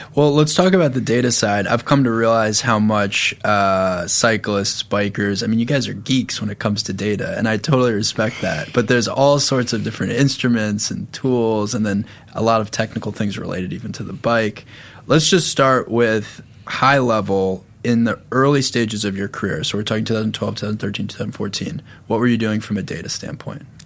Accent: Long Island, New York, United States; I grew up in a neighborhood that was really good at lacrosse because I grew up on Long Island

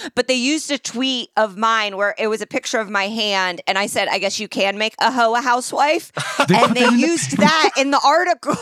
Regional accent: Indianapolis, Indiana, United States; I'm from Indianapolis

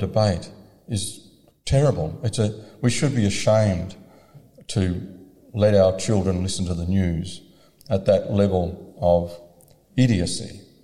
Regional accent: Victoria, Australia; I'm from Victoria

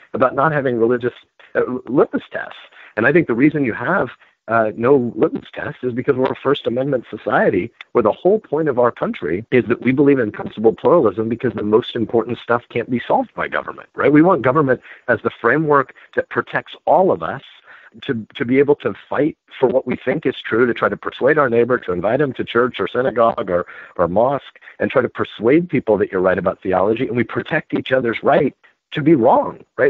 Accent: Nebraska, United States; I'm a Nebraskan

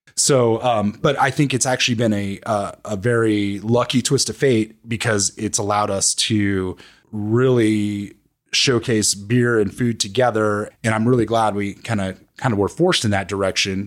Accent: New Mexico, United States; moved away; I'm from New Mexico

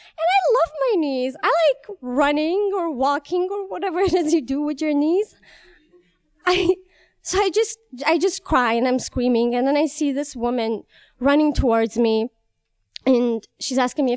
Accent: Tehran, Tehran Province, Iran; moved away as an adult; also born or lived in Chicago; now in United States; I am from Iran, Tehran, and I came here 3 years ago

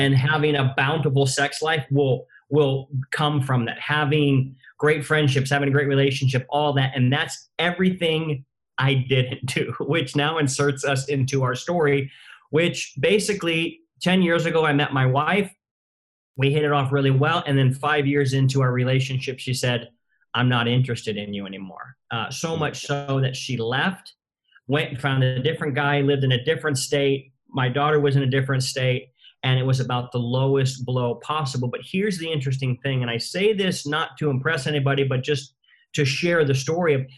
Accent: Southern California, United States; I'm from Southern California

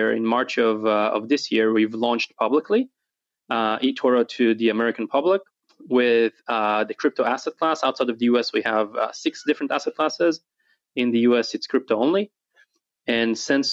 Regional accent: Israel; also born or lived in New Jersey; now in Dallas, United States; Originally, I'm from Israel

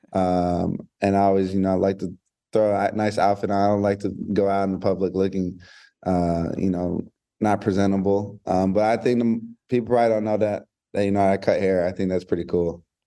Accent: Hawaii, United States; now in Georgia, United States; I'm from Hawaii. You know, I lived there for in about eight years of my life

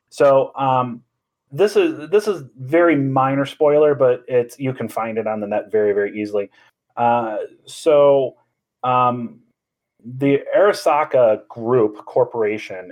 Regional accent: Chicago, Illinois, United States; I'm from the South Side also

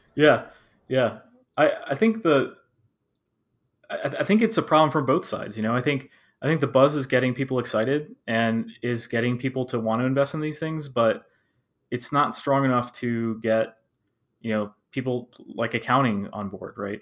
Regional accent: Maryland, United States; I currently live in Maryland and I have lived in Maryland my whole life.

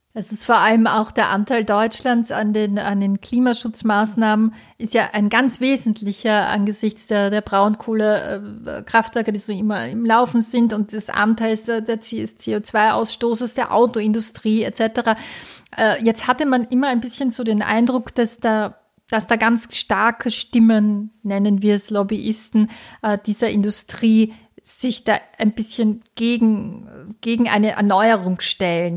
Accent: Austria; bei uns in Österreich

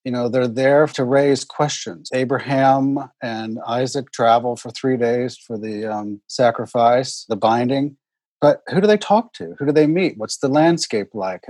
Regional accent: Houston, Texas, United States; also born or lived in Oklahoma; I grew up in Houston in a neighborhood called Meyerland which is the historic Jewish neighborhood of Houston.

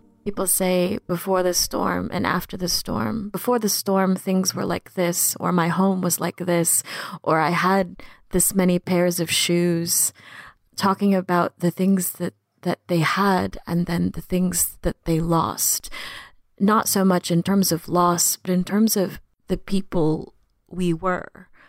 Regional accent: Philippines; now in New Orleans, United States; I came to New Orleans in 2001 with my two parents. We're immigrants from the Philippines.

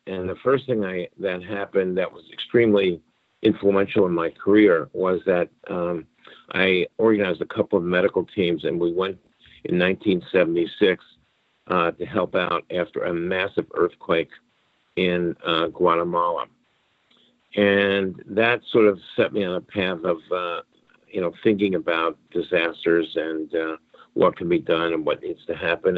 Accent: New York City, New York, United States; moved away; also born or lived in Arkansas / Miami, Florida; I'm from Brooklyn, New York originally

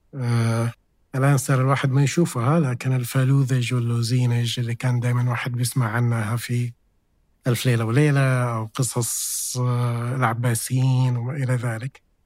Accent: Jeddah, Makkah Province, Saudi Arabia; أنا من أهل جدة

